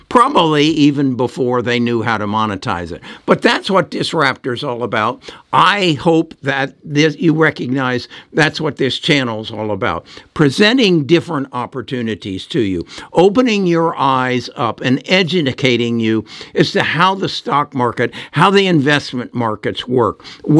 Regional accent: Champaign, Illinois, United States; as a graduate of the University of Illinois. I grew up in the University of Illinois. I was on that campus all the time as a young high school student

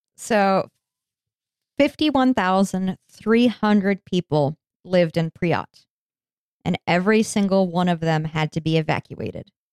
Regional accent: United States; I'm American

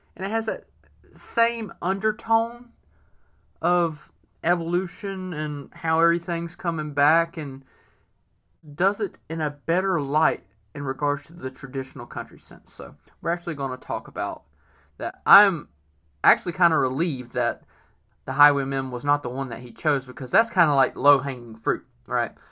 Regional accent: North Carolina, United States; the Cherokee tribe is from my state. Um, I actually am part Cherokee, and I feel like most people in North Carolina, for the most part, are part Cherokee.

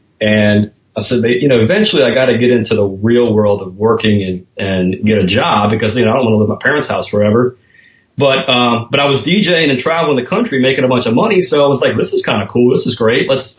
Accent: New Orleans, Louisiana, United States; also born or lived in Slidell, Louisiana; I was born in New Orleans. I live in Slidell, which is a suburb right outside of New Orleans. But I was born and raised in New Orleans

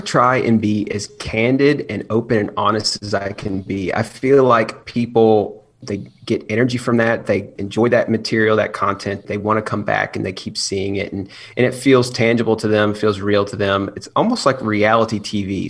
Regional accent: Chattanooga, Tennessee, United States; I am from Chattanooga, Tennessee. I grew up out there

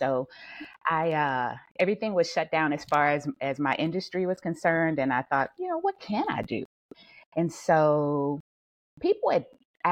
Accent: Louisiana, United States; now in Atlanta, United States; born and raised in Louisiana. I live in Georgia now

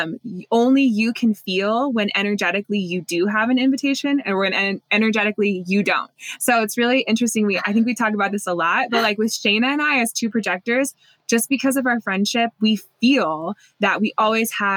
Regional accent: United States; growing up in Lake Tahoe with like the forest

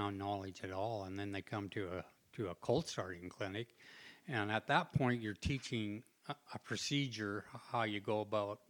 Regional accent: Langley, British Columbia, Canada; moved away; also born or lived in Surrey, British Columbia; where I grew up was on the West Coast. So I was in Langley, Surrey.

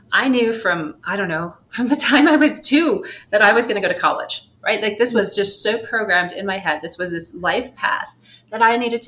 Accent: Michigan, United States; moved away as an adult; now in Mexico City, Mexico; I grew up in Michigan, and there was this ginger ale called Verner's

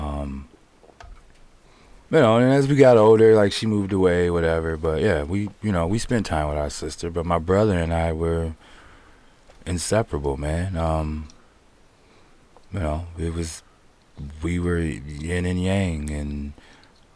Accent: Pontiac, Michigan, United States; I grew up in Pontiac

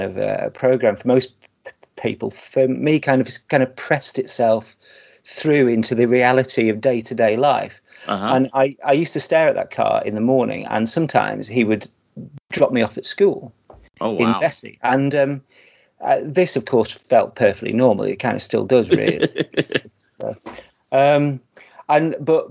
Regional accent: Blackpool, North West England, United Kingdom; I grew up in Blackpool

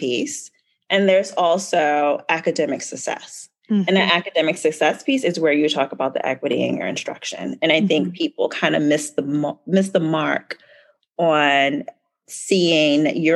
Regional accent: Baltimore, Maryland, United States; born and raised in Baltimore.

